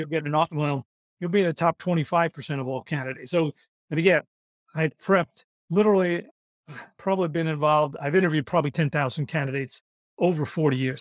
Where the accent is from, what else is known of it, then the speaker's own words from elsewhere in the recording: New York, United States; I'm from New York, so I talk fast